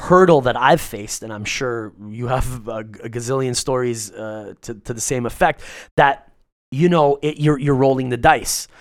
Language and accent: English; Canada; Growing up in Canada